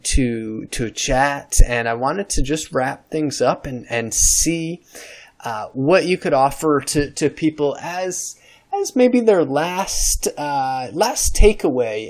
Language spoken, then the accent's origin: English; New York, United States; I'm from New York State